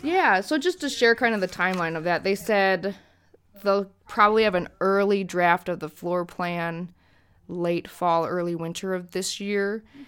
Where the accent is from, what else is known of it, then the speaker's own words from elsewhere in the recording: United States; as an American